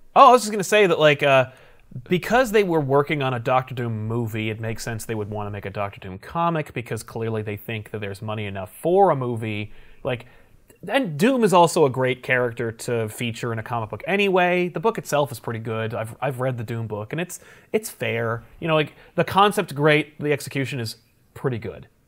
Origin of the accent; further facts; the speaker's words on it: East Coast, United States; We're both from the East Coast